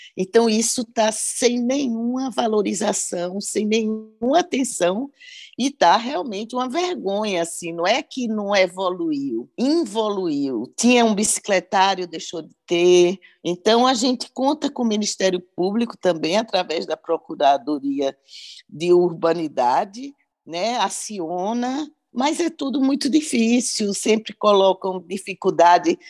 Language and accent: Portuguese; Recife, Pernambuco, Brazil; moved away; Recife é minha terra